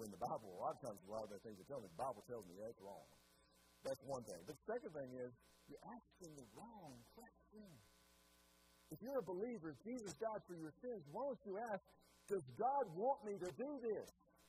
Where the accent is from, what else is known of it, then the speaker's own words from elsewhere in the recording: United States; I'm an American